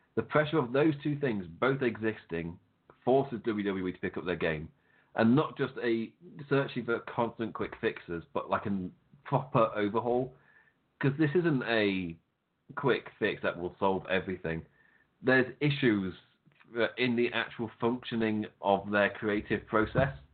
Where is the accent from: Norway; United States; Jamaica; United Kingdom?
United Kingdom; England; I'm English